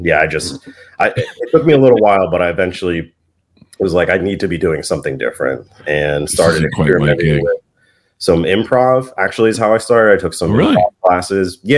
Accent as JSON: {"language": "English", "town": "Vienna", "region": "Virginia", "country": "United States", "tie": "born or raised there", "moved": "yes", "said": "my hometown, Vienna, VA"}